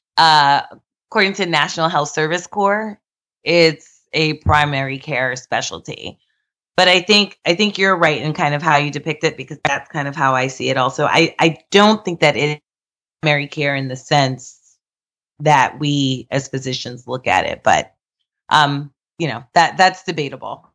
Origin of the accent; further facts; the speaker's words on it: New York, United States; I'm from New York